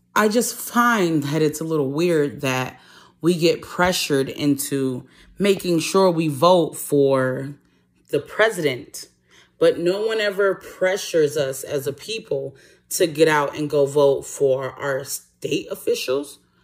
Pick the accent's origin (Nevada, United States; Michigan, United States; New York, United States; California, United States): Michigan, United States; Detroit; moved away; I'm originally from Detroit